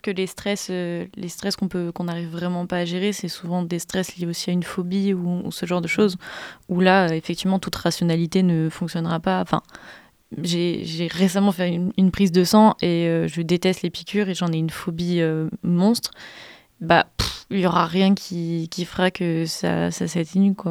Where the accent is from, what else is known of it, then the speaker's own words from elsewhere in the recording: Grenoble, Auvergne-Rhône-Alpes, France; je viens de Grenoble